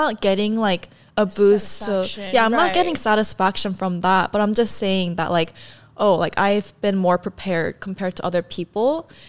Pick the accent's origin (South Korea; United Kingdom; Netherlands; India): South Korea; also born or lived in San Diego, United States; And then my family like immediately moved back to Korea. And the reason for all the moves, because of my dad's job, like he was like placed in different